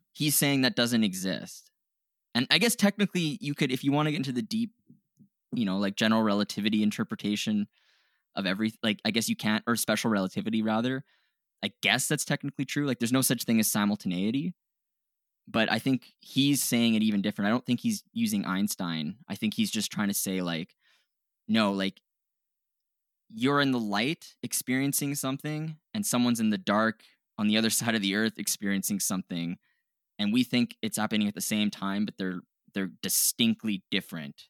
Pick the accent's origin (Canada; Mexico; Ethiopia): Canada; we're Canadian